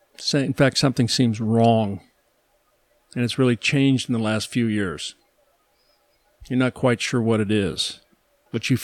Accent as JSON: {"language": "English", "region": "Midwest", "country": "United States", "tie": "born or raised there", "said": "I am an American. I live in this country. I grew up in this country. I was born here."}